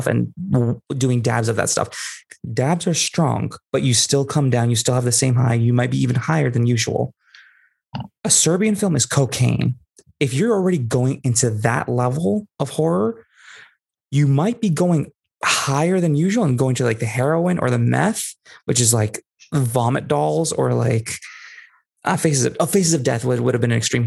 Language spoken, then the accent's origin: English; Bay Area, California, United States; I'm from the Bay Area specifically.